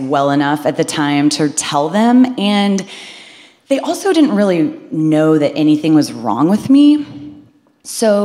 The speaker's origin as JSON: {"language": "English", "region": "Midwest", "country": "United States", "said": "I'm from the Midwest. I had a very wholesome upbringing."}